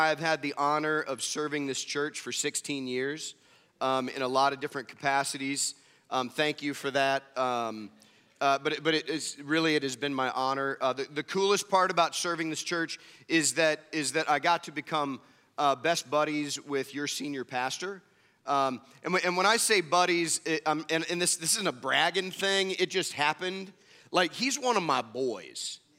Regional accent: Midwest, United States; So, where I grew up in the Midwest, extravagance wasn't always a good thing.

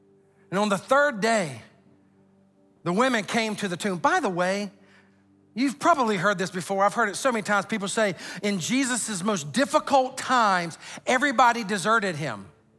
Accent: Sumter, South Carolina, United States; I mean, I'm from Sumter, South Carolina. We don't fly.

